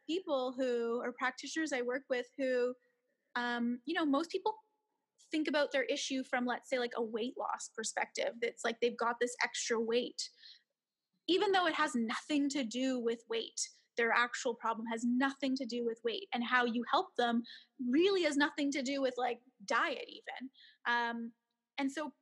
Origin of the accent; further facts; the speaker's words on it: Canada; moved away as an adult; now in Beijing, China; I am a Canadian, even though I'm here in Beijing